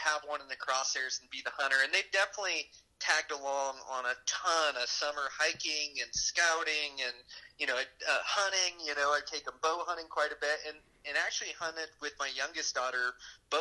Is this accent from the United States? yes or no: yes; Pacific Northwest, United States; moved away as an adult; now in Ennis, United States; I grew up in the Pacific Northwest.